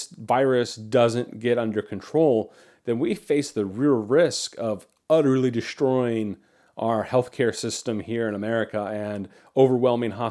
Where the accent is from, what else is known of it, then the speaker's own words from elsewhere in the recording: United States; as an American